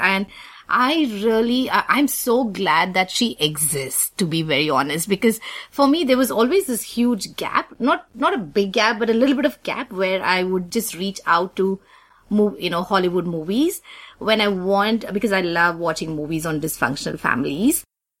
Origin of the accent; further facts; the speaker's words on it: India; I'm Indian